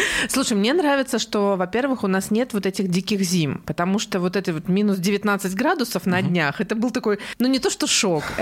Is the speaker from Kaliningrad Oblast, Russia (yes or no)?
yes; Kaliningrad, Kaliningrad Oblast, Russia; Я местная, местная, да. Да, а, местная. Родилась здесь, выросла здесь и как-то никуда никогда не переезжала.